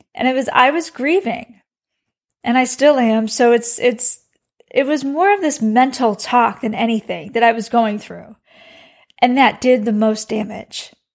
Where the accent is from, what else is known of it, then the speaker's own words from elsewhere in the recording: Chicago, Illinois, United States; now in Texas, United States; I am from the Midwest, so I'm from Chicago.